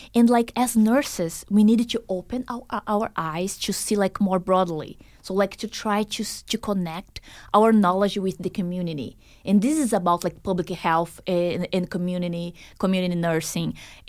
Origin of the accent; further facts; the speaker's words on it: Boston, Massachusetts, United States; I came from Boston, so east side, and I'm so surprised seeing all the nature around here.